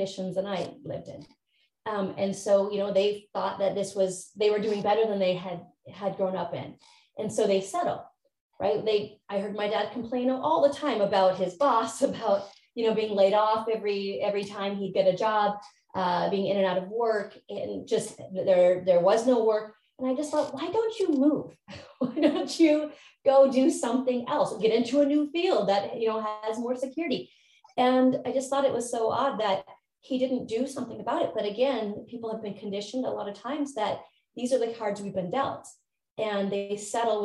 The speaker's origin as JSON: {"language": "English", "region": "Montana", "country": "United States", "tie": "born or raised there", "also_born_or_lived": "California", "moved": "as an adult", "said": "I moved out from Montana to California after high school"}